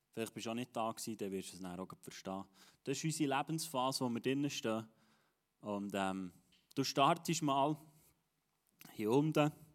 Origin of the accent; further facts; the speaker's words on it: Switzerland; als Schweizer